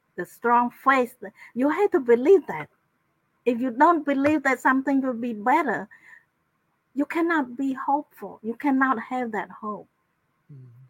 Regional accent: Cambodia; moved away as an adult; also born or lived in Thailand; now in United States; my my hometown is is in the province that adjacent to Thai border.

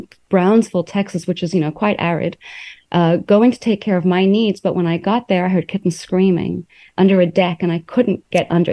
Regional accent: South Africa; also born or lived in New York, United States / Taiwan; now in United States; I grew up in South Africa, was in New York. Then I went to Taiwan.

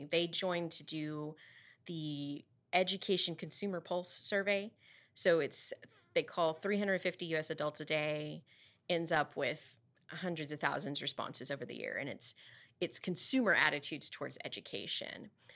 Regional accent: Amarillo, Texas, United States; growing up in Eastridge

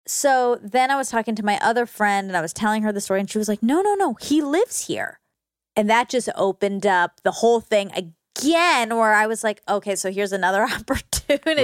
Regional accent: Georgia, United States; I grew up in Georgia

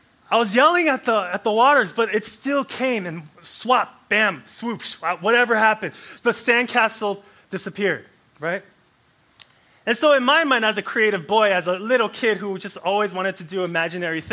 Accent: Anchorage, Alaska, United States; I grew up in Anchorage, Alaska, right? Anchorage, Alaska, 907. Hey. I grew up there

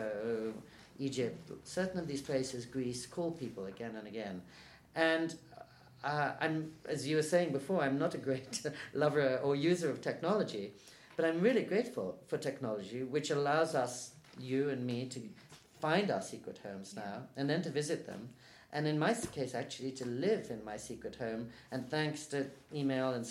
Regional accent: England, United Kingdom; also born or lived in New York; now in Japan; the street I grew up on in England, better than I know my apartment back in New York

